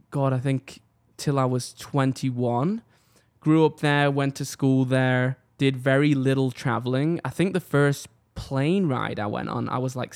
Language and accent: English; England, United Kingdom; born there; But if I take you back, I was born in England. As a lot of people know, um, typically when I go out, I tell people I'm from Manchester. It's kind of the nearest city to me